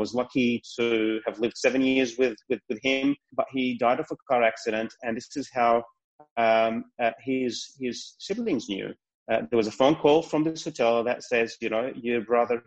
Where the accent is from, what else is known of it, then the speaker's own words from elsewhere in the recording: Kuwait; also born or lived in Palestine (ancestry); now in Australia; I was born in Kuwait. I don't call that home.